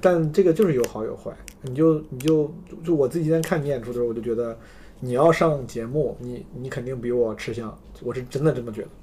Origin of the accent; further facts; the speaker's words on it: Henan, China; accent: Henan dialect; 我们河南话不主贵